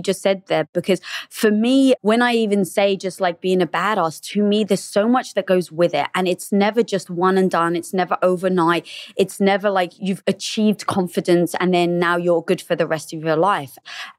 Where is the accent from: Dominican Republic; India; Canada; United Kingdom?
United Kingdom; England; now in Los Angeles, United States; No, I'm actually from England.